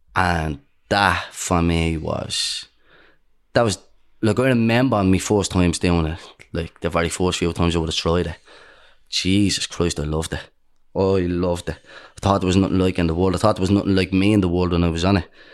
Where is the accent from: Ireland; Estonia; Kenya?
Ireland; Dublin, Leinster; Most people where I grew up in Dawes Estuary Flats, most people lived a similar life to us.